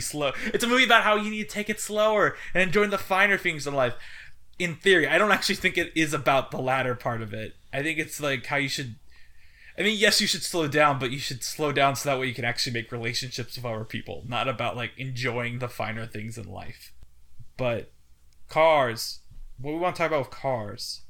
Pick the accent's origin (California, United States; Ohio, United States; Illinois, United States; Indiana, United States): Indiana, United States; when I was growing up in Indiana, I lived on Route six